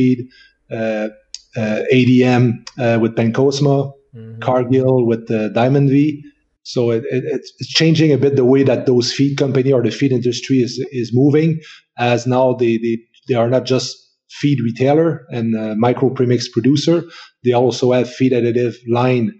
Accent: near Quebec City, Canada; accent: French; English is a second language; I'm a French Canadian, so from Quebec. So you recognize my French accent. So I was born and raised close to Quebec City.

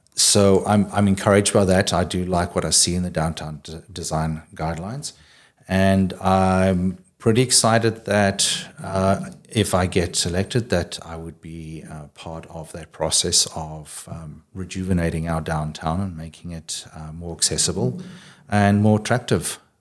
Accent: South Africa; moved away as an adult; now in Kitimat, Canada; I grew up in South Africa originally.

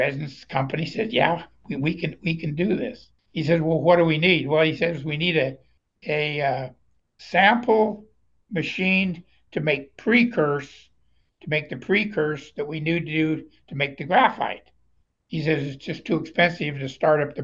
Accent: Woodland, Washington, United States; I'm from Woodland, Washington.

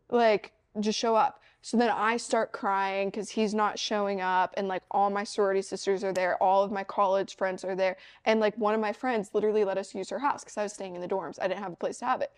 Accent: Missouri, United States; I'm from Missouri

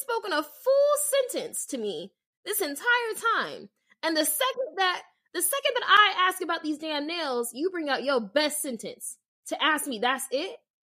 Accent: Las Vegas, Nevada, United States; moved away; I'm from Vegas

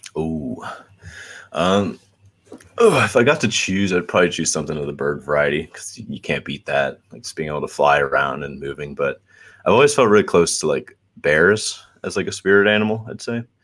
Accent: Atlanta, Georgia, United States; also born or lived in Brazil; I was I was born in Northside Hospital, um, and then lived here for I think about three years.

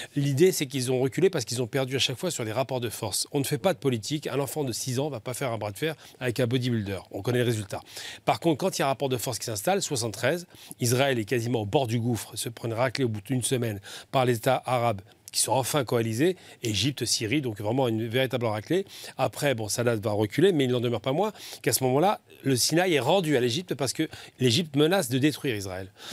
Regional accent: Algeria

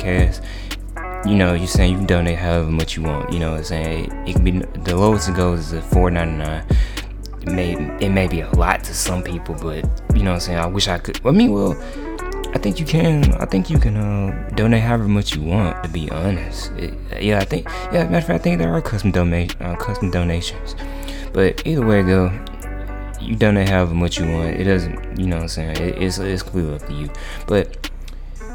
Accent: Mississippi, United States; moved away as an adult; now in Tuscaloosa, United States; I've also since moved from my hometown in Mississippi, so now I'm just now adapting to my new environment here in Tuscaloosa, Alabama

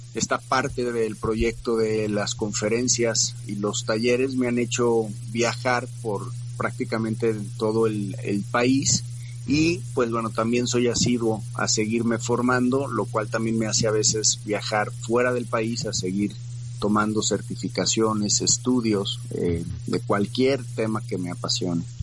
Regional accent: Guadalajara, Jalisco, Mexico; also born or lived in Mexico City; Yo radico aquí desde que tengo 3, cuatro años, nací en la Ciudad de México

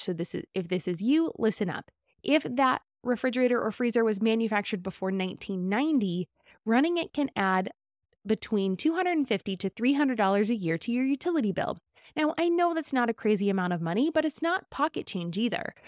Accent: California, United States; As a Californian

